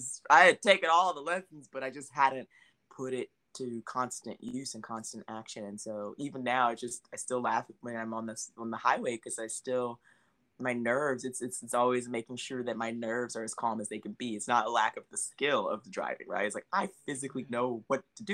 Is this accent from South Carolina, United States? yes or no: yes; South Carolina, United States; moved away; I grew up in the South where everything was religious. And, you know, if you weren't going to church in South Carolina, people were looking at you crazy